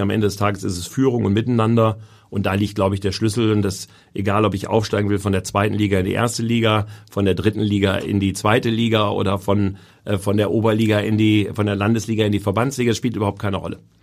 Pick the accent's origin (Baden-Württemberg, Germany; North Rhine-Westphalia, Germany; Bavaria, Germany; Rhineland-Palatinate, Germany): North Rhine-Westphalia, Germany; Essen; moved away as an adult; also born or lived in Hamburg; now in Berlin, Germany; Das ist meine Heimat. Da habe ich nun mein Leben lang gelebt